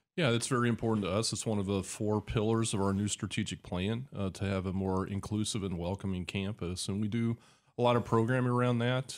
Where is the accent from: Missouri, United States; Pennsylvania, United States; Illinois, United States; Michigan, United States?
Illinois, United States; Decatur; I grew up here. This is my hometown